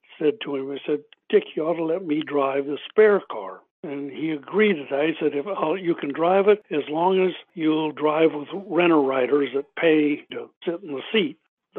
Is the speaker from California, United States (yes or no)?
yes; Southern California, United States; I grew up in Southern California